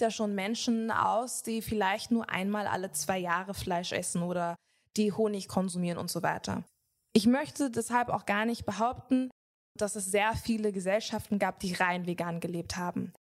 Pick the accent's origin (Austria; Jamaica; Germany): Jamaica; Ich komme selber aus Jamaika